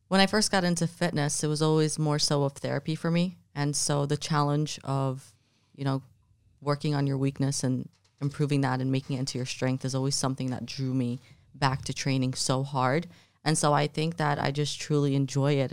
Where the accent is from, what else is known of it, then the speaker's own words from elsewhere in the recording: New Jersey, United States; also born or lived in Jordan; now in Miami, United States; I was raised in New Jersey, and then I moved to Miami